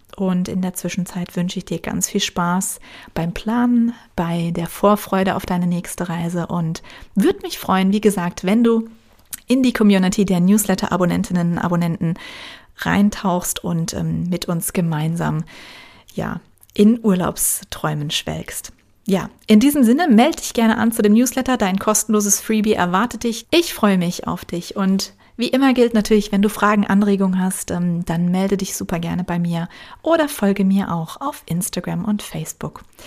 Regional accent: Rhineland-Palatinate, Germany; born or raised there; moved away

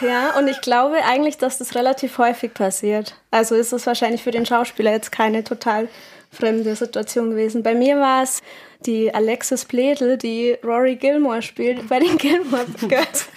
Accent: Munich, Bavaria, Germany; moved away; als Münchnerin

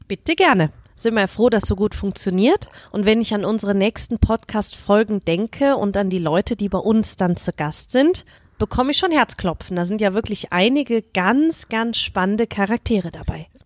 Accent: Germany; Ich als Deutsche

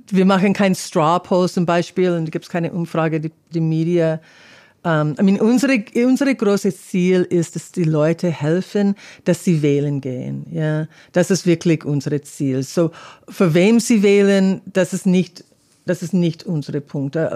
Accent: California, United States; German is a second language; Und ähm, Kalifornien, ich komme aus Kalifornien.

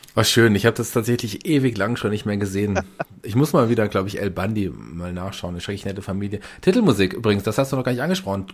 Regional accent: Germany; bei uns in Deutschland

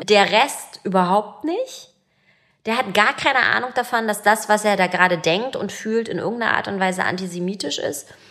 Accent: Berlin, Germany; Ich bin 1981 in Ostberlin geboren und äh, in Pankow aufgewachsen

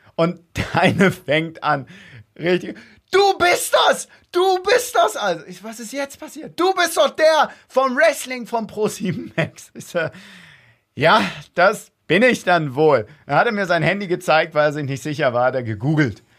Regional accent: Wedel, Schleswig-Holstein, Germany; ich komme aus Wedel

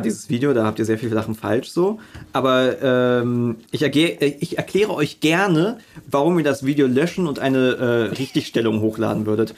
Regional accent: Berlin, Germany; als Berliner

